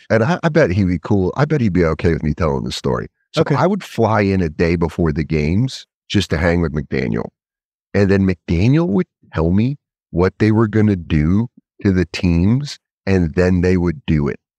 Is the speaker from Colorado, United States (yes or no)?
yes; Colorado, United States; born or raised there; also born or lived in Connecticut / Denver